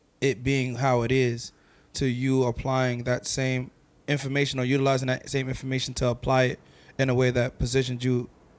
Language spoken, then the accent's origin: English; Los Angeles, California, United States; I'm from LA, yeah.